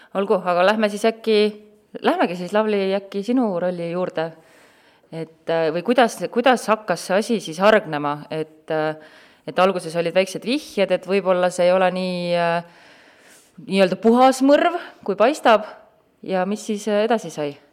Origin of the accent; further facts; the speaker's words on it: Tartu, Tartu County, Estonia; mina olen ka Tartust pärit